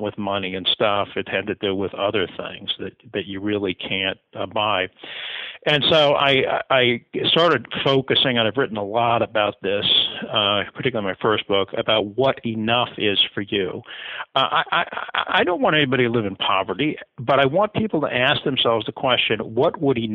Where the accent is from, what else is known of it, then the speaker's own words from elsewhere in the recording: the rural Midwest, United States; I grew up in the rural Midwest, lower income family